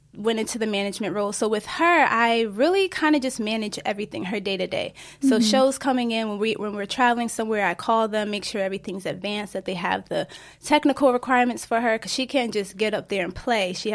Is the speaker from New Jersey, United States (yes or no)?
yes; Newark, New Jersey, United States; I am from Newark, New Jersey, born and raised and still there